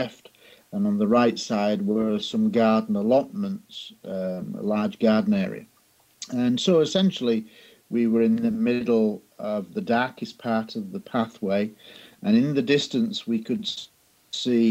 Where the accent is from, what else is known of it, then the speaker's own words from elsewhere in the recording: Scunthorpe, Yorkshire and the Humber, United Kingdom; my hometown of Scunthorpe in Lincolnshire in England